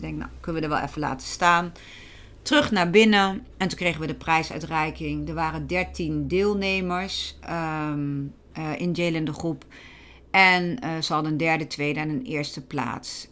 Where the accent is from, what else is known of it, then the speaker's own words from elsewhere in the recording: Gelderland, Netherlands; bij ons in Gelderland